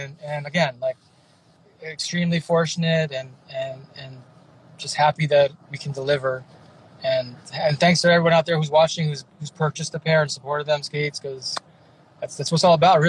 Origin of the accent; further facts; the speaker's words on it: Milpitas, California, United States; also born or lived in San Jose / San Francisco / Japan / Hawaii; I was born in San Jose. I grew up in a little town called Milpitas. It's in between San Jose and San Francisco. So more towards San Jose. But I lived in San Francisco for a long time, too.